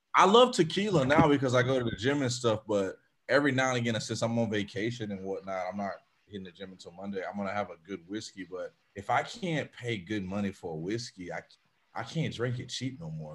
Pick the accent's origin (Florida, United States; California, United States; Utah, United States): Florida, United States; I'm I'm from Florida. I'm from the South